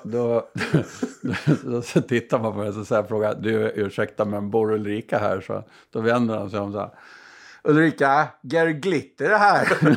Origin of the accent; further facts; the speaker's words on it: Burgsvik, Gotland, Sweden; Jag är ju själv ifrån Bursvik, så södra Gotland